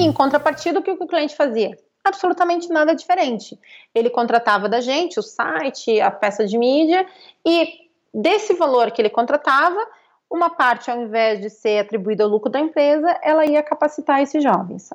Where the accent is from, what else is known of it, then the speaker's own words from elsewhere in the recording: Pelotas, Rio Grande do Sul, Brazil; moved away as an adult; now in São Paulo, Brazil; eu vim de uma periferia de Pelotas